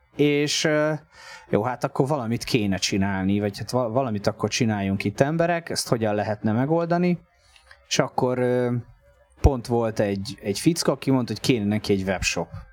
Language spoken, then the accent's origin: Hungarian; Tapolca, Veszprém County, Hungary; moved away as an adult; now in Budapest, Hungary; én Tapolcán nőttem föl, aztán lett Veszprém a, a szakközépiskolával